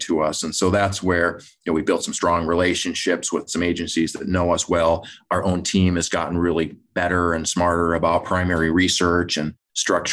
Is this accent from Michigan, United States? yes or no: yes; Michigan, United States; I grew up in Michigan